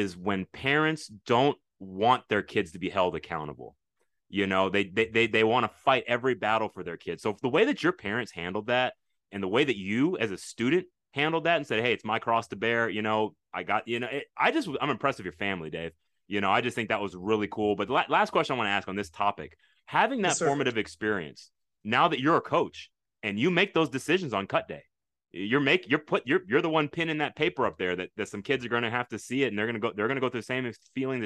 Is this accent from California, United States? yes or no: no; Texas, United States; as a Texan